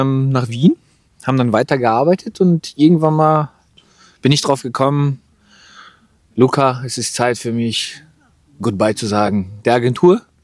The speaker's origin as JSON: {"language": "German", "country": "Germany", "said": "für mich als Deutscher"}